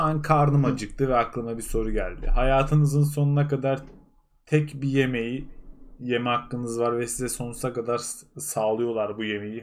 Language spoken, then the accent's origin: Turkish; Ardahan, Turkey; ben Ardahanlıyım